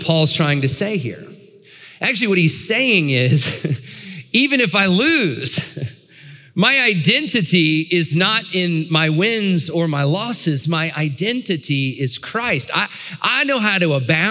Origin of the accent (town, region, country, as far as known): United States